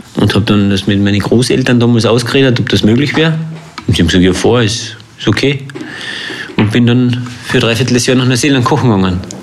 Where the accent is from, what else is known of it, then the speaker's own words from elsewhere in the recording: Längsee, Carinthia, Austria; also born or lived in New Zealand; Ich bin da aufgewachsen am Längsee und bin dann in die Welt raus.